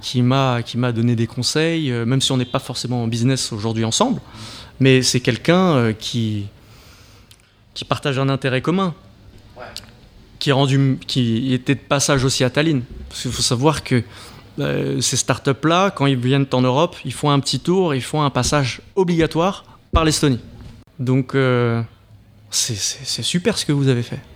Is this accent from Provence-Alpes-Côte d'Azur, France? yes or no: yes; Marseille, Provence-Alpes-Côte d'Azur, France; now in Paris, France; je suis français, je suis parisien enfin, marseillais de base